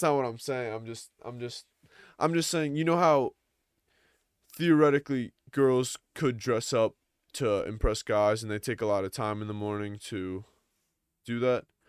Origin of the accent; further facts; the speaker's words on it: Long Island, New York, United States; I'm from New York, so I'm from a suburb of New York, uh, Long Island